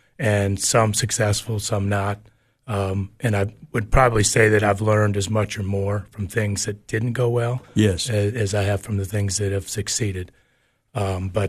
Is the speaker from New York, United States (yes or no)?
yes; Niagara Falls, New York, United States; moved away as an adult; also born or lived in West Virginia / Tennessee; now in Cookeville, United States; I was born in Western New York, Niagara Falls, New York